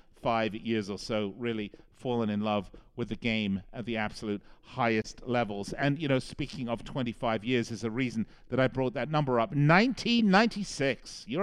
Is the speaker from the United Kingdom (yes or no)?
yes; London, United Kingdom; moved away; I'm English, obviously, originally from London.